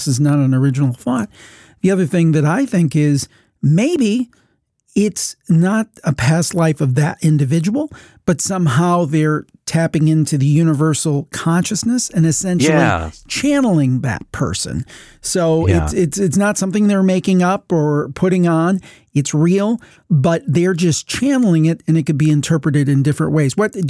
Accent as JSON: {"language": "English", "region": "Ohio", "country": "United States", "tie": "born or raised there", "said": "Kira is on the line from my home state, Ohio, Ohio."}